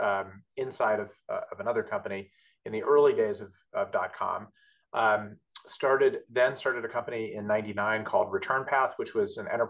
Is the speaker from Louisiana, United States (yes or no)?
no; Southern California, United States; moved away as an adult; now in New York City area, United States; I'm from Southern California